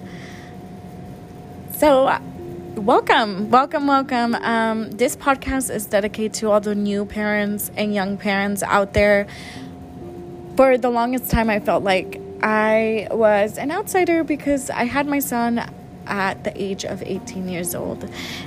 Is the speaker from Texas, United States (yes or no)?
yes; San Antonio, Texas, United States; also born or lived in Mexico; I was born in Mexico, but I was raised here in San Antonio, Texas.